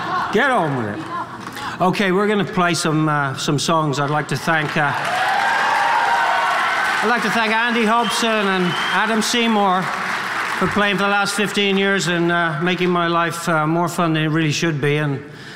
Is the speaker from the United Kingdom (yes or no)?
yes; Hereford, West Midlands, United Kingdom; we're from Hereford.